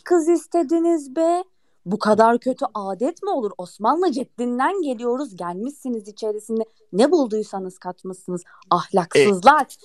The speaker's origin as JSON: {"language": "Turkish", "town": "İskenderun", "region": "Hatay", "country": "Turkey"}